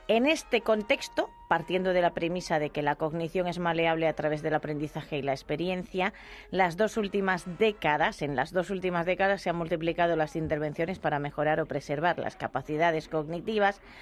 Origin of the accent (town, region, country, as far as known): Extremadura, Spain